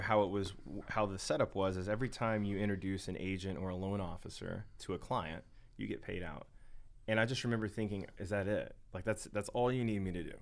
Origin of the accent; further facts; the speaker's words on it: Longview, Texas, United States; I'm from Northeast Texas, Longview, Tyler